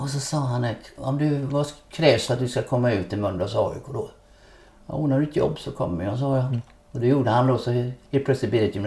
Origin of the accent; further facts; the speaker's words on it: Småland, Sweden; Jag var ju uppvuxen i en liten klubb.